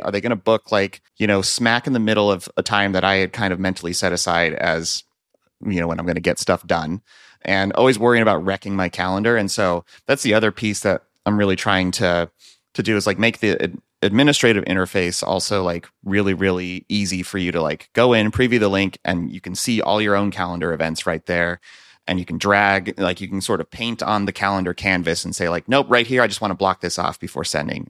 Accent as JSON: {"language": "English", "area": "Central Valley", "region": "California", "country": "United States", "tie": "born or raised there", "moved": "as an adult", "lives_now": "Minneapolis, United States", "said": "I'm actually originally from California, grew up in the Central Valley, surrounded by fruit trees"}